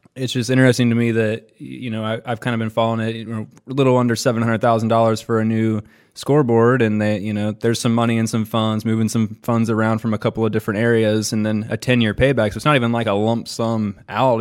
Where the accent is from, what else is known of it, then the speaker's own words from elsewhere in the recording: Columbus, Ohio, United States; moved away as an adult; I came from Columbus, Ohio, which is like a fast-growing major city, trying to be a major city, fourteenth largest in the country